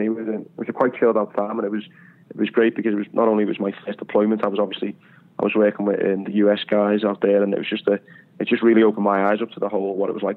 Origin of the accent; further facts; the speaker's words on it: United Kingdom; us Brits